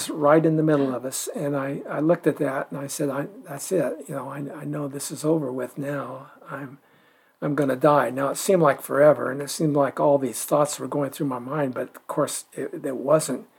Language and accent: English; Ashland, Oregon, United States; I was born and raised in Ashland.